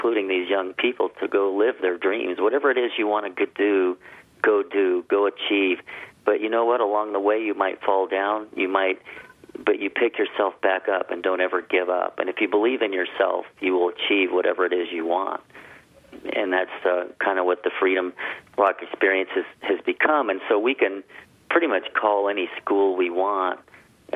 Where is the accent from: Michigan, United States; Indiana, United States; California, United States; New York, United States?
California, United States; Southern; I grew up in Southern California